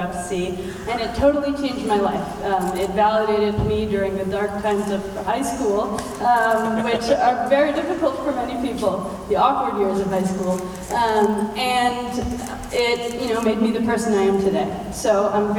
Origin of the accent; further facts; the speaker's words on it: Milwaukee, Wisconsin, United States; moved away; my hometown